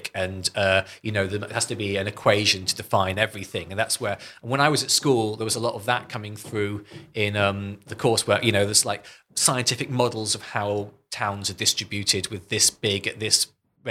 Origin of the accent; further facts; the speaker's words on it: Northumberland, North East England, United Kingdom; moved away as an adult; also born or lived in Cambridge; I grew up in Northumberland, middle of Northumbrian